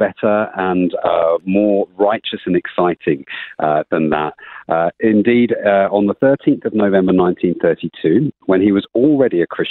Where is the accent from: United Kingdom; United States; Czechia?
United Kingdom; moved away as an adult; now in Australia; as a Brit who moved to Australia 12 years ago